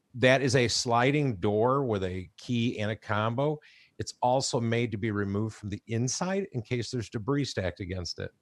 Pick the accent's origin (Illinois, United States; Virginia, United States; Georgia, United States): Illinois, United States; Chicago; moved away; I grew up in Chicago